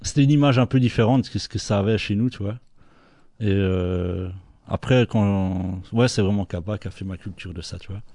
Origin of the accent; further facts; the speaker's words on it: Belgium; on est toujours fiers d'être belge